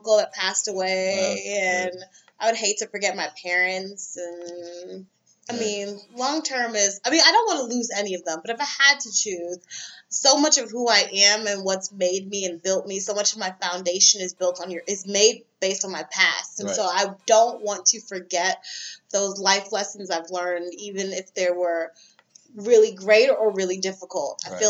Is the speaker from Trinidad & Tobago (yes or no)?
yes; Trinidad & Tobago; now in Florida, United States; I'm Trinidadian, so there's not like a lot of central AC.